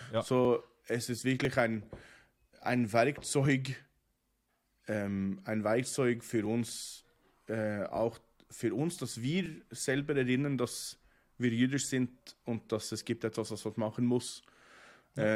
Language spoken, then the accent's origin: German; Oslo, Norway; German is a second language; now in Bern, Switzerland; In äh, Norwegen ja. ähm, wo ich geboren bin und, und, aufgewachsen